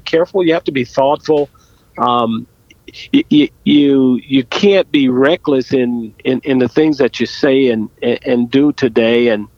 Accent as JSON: {"language": "English", "region": "Southern California", "country": "United States", "tie": "born or raised there", "said": "growing up in Southern California, I lived across the street from a wood"}